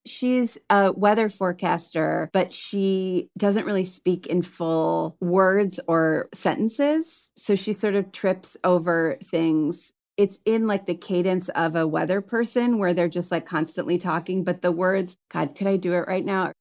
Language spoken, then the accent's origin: English; Cleveland, Ohio, United States; moved away; also born or lived in Chicago; I'm from Cleveland originally, but I was coming from Chicago